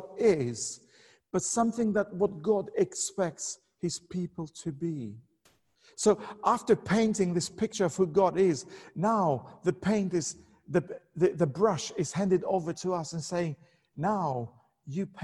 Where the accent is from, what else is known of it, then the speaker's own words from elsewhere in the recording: Albania; moved away; I'm originally from Albania